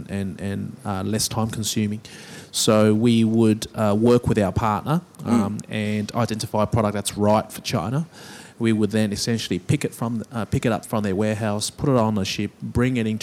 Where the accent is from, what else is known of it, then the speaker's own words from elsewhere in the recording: Australia; myself being Chinese Australian